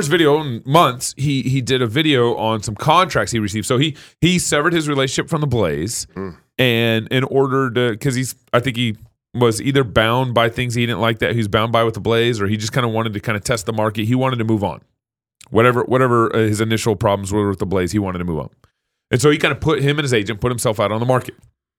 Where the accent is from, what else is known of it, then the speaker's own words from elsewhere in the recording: Texas, United States; I'm from Texas.